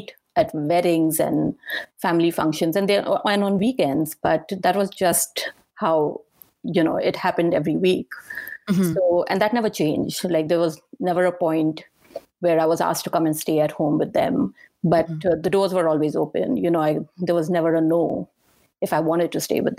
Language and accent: English; Pune, Maharashtra, India; moved away as an adult; also born or lived in Goa / New York / California; now in United States; So I lived in a small town called Pune, and it's very close to Mumbai. Mumbai is the big city that everyone's very familiar with. But Pune is a small town, used to be a small town, not anymore, but I was born and I grew up there